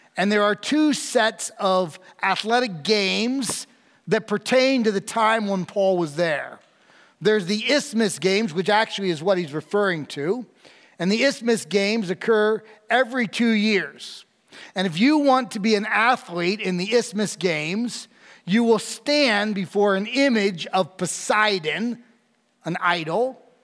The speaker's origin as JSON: {"language": "English", "region": "New York", "country": "United States", "said": "I'm from New York, not New York City"}